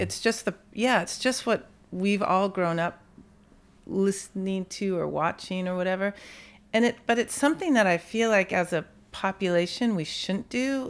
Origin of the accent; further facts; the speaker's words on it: San Bruno, California, United States; also born or lived in San Francisco; I grew up in San Bruno